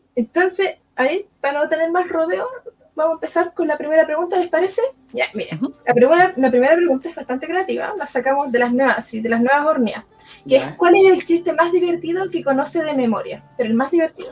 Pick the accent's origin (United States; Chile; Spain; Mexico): Chile; Lonquimay, Araucanía; now in Peñaflor, Chile; ahora estoy viviendo en Peñaflor, pero me crié en la ah. región de Araucanía, en Lonquimay.